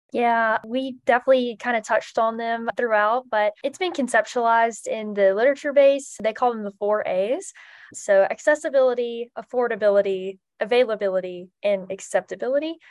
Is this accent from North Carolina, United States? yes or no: yes; Trinity, North Carolina, United States; I'm from Trinity, North Carolina, which is in the Piedmont Triad region